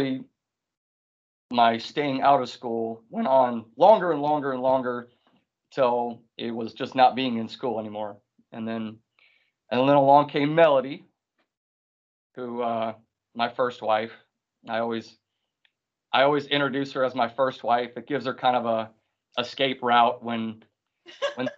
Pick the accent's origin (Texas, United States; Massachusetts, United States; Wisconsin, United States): Wisconsin, United States; moved away; also born or lived in South Carolina; I came from Wisconsin